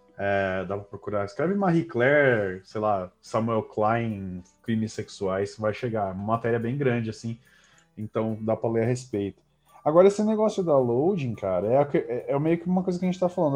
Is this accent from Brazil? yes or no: yes; São Carlos, São Paulo, Brazil; eu cresci em São Carlos